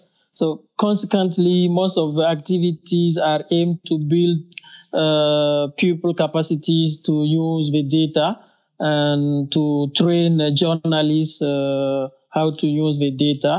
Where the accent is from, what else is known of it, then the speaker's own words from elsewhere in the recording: Burkina Faso; English is a second language; from Burkina Faso, a West African country.